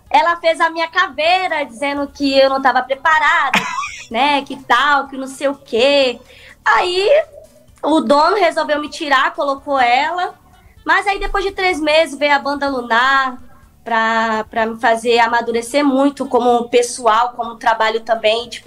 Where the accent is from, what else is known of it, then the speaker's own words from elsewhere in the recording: Rio de Janeiro, Brazil; fui nascida e criada no Rio de Janeiro, numa comunidade lá, que é, se chama Morro do Barbante, na Ilha do Governador.